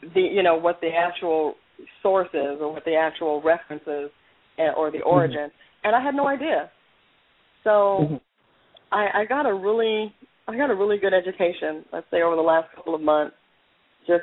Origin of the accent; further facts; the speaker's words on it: Southern California, United States; moved away; I am from California, I'm from Southern California.